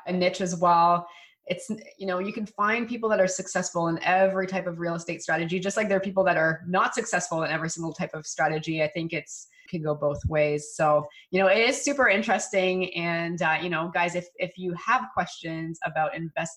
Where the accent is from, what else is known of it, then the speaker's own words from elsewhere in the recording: Canada; as a Canadian